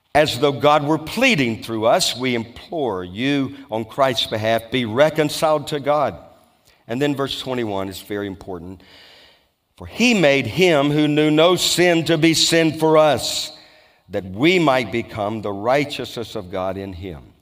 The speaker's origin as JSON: {"language": "English", "region": "Louisiana", "country": "United States", "tie": "born or raised there", "said": "I was brought up in Louisiana"}